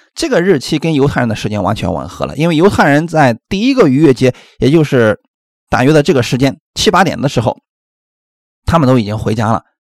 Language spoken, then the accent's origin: Chinese; China